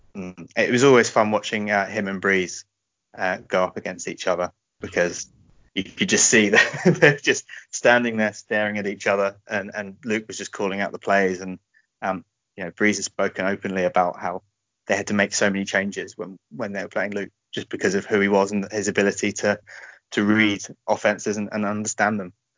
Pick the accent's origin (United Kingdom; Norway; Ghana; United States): United Kingdom; We are British as well, so feel free to have a good laugh at our accents